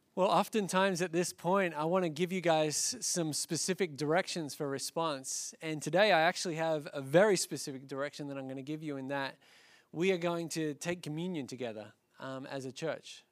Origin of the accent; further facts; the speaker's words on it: Australia; now in United States; as an Australian by birth